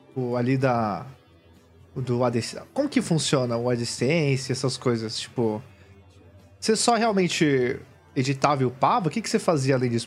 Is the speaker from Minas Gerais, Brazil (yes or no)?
no; São Paulo, Brazil; eu sou daqui da Zona Sul